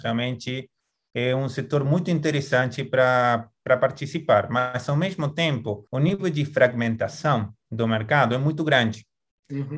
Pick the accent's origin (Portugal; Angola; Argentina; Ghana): Argentina; accent: Argentine; Portuguese is a second language; moved away as an adult; now in Brazil; sou argentino, dá para ver por meu sotaque